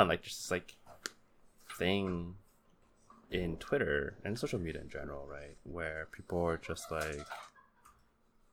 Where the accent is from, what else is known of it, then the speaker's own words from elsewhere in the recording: California, United States; I grew up in California